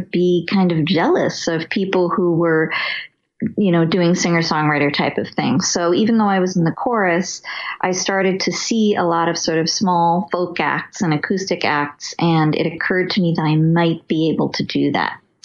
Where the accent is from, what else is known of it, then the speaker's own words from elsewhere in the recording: Los Angeles, California, United States; also born or lived in New York; now in Maplewood, United States; I grew up in Los Angeles, in Westwood Village, kind of around the UCLA neighborhood